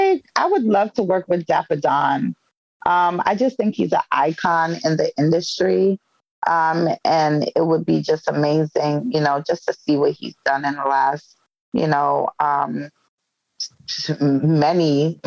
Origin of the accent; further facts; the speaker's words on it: Brooklyn, New York, United States; A hidden talent that I have is I could jump double dutch, because I'm from Brooklyn, New York, and Brooklyn girls know how to jump rope.